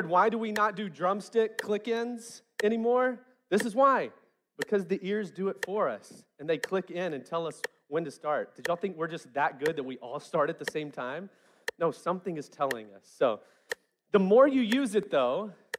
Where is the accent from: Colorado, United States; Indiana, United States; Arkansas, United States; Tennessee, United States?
Arkansas, United States; West Memphis; I grew up in West Memphis where rhythm was a language in and of itself